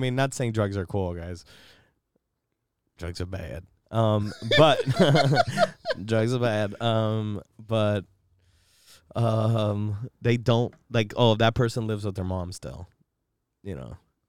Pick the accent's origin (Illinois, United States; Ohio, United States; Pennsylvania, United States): Illinois, United States; Chicago